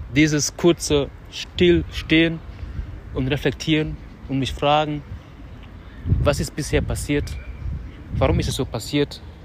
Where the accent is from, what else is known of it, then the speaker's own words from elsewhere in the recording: Dakar, Senegal; moved away; unser Haus wo ich aufgewachsen bin